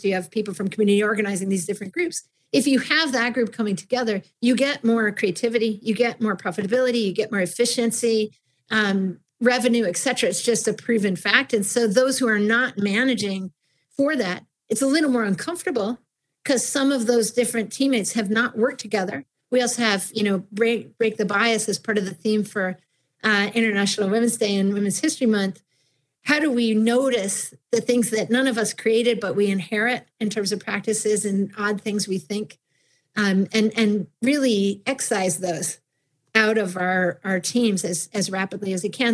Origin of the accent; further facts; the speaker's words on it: Buffalo, New York, United States; I grew up in Buffalo, New York